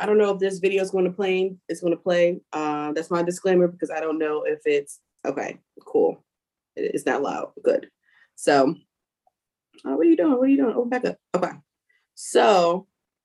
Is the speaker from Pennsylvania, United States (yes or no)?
yes; Philadelphia, Pennsylvania, United States; moved away; also born or lived in Washington DC area (Maryland); I'm from Philly